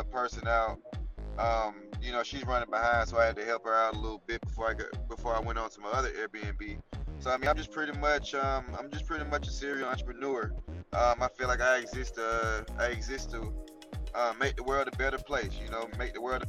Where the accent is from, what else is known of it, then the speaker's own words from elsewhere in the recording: Atlanta, Georgia, United States; I'm from Atlanta, Georgia